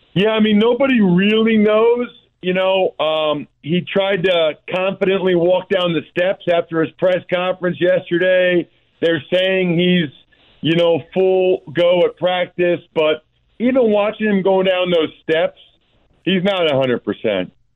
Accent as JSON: {"language": "English", "area": "outside of Philadelphia", "region": "Pennsylvania", "country": "United States", "tie": "born or raised there", "said": "I grew up outside of Philadelphia"}